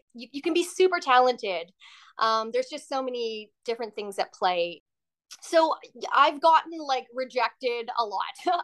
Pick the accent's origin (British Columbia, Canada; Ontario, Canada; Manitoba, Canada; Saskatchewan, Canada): British Columbia, Canada; Surrey; also born or lived in Burnaby, British Columbia; now in Vancouver, Canada; I was born in Burnaby, BC, and grew up in Surrey with my brother Marco